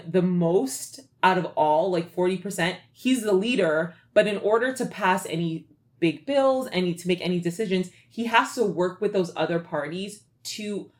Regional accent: Canada; now in United States; I'm Canadian

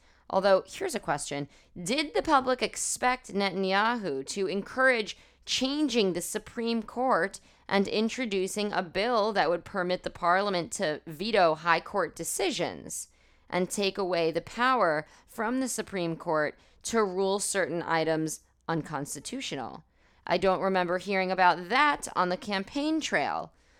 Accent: United States; now in Israel; I come from America

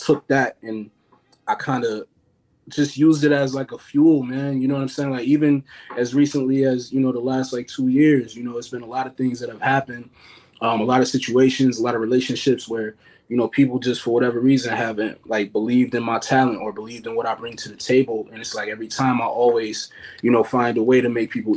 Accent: Buffalo, New York, United States; I grew up in Buffalo

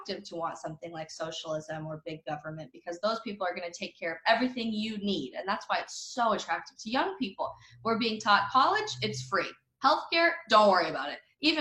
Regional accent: United States; I'm a Christian first, and then I'm an American, and then I'm a conservative

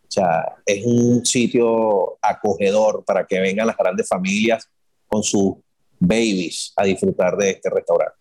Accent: Caracas, Capital District, Venezuela; moved away as an adult; also born or lived in Guarenas, Venezuela; now in Dominican Republic; soy de Caracas, la parroquia Caricuao, residenciado en, Guarenas

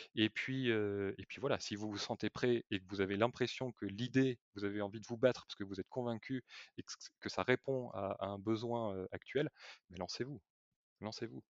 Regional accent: Bordeaux, Nouvelle-Aquitaine, France; also born or lived in Vendée; now in La Rochelle, France; je suis natif de, de Bordeaux

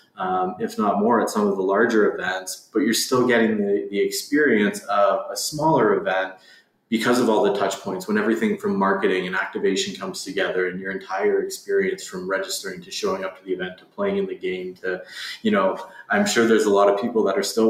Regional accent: London, Ontario, Canada; I grew up in London, Ontario

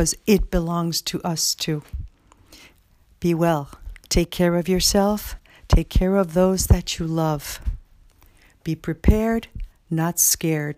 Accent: New York City, New York, United States; now in Springfield, United States; you all know I'm from the Bronx, and once you're from the Bronx, you're always from the Bronx.

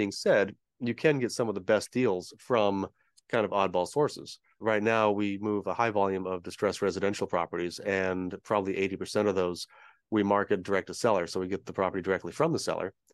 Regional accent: San Diego, California, United States; moved away as an adult; We're from Southern California. We both grew up here, both went to college here

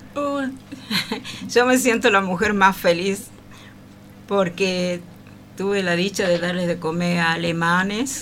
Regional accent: San Miguel de Tucumán, Tucumán, Argentina; Soy tucumana

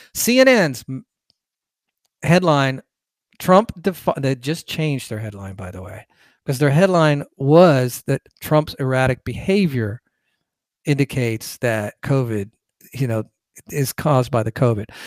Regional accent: Fullerton, California, United States; moved away; also born or lived in Bay Area, California; I'm originally from California, born in Orange County, lived on Valencia Drive. I think Fullerton was the town

